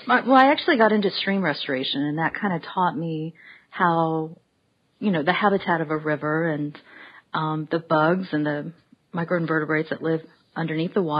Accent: right outside of Los Angeles, California, United States; also born or lived in Boulder, Colorado; now in Asheville, United States; I was actually born and raised in right outside of Los Angeles.

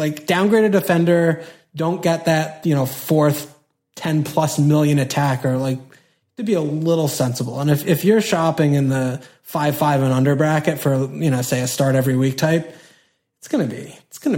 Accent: United States; we're American, we're not English

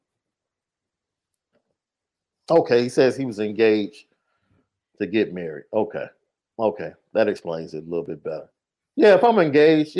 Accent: Chicago, Illinois, United States; I'm from Chicago, so I'm all about Chicago

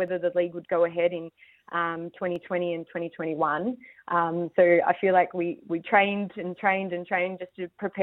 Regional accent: Gippsland, Victoria, Australia; I grew up in the Gippsland region, so plenty of hills, and live out in the country, or grew up out in the country

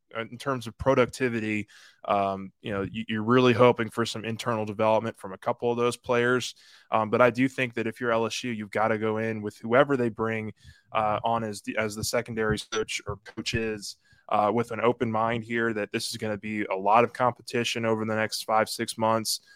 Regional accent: Metairie, Louisiana, United States; Metairie, which is my, my hometown, my neck of the woods.

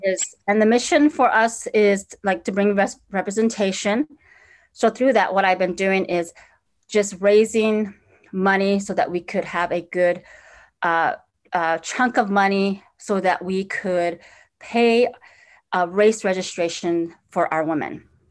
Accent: Four Corners area, northern New Mexico, United States; also born or lived in Navajo Nation; now in Minneapolis, United States; I grew up in northern New Mexico in the Four Corners area

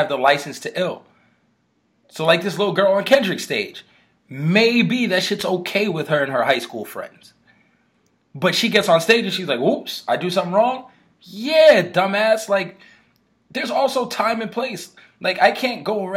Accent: New York, United States; I grew up in New York

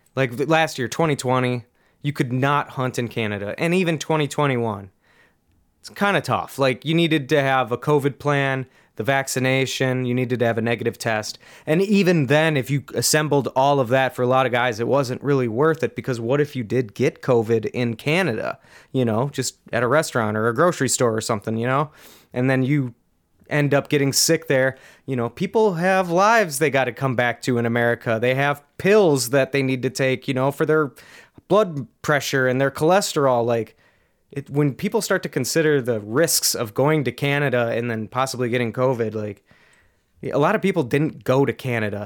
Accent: Minnesota, United States; I'm from Minnesota

